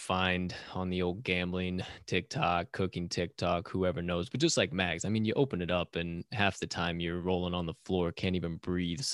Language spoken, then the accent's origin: English; Southern Illinois, United States; also born or lived in Bloomington-Normal, Illinois; now in Chicago, United States; I grew up in Southern Illinois.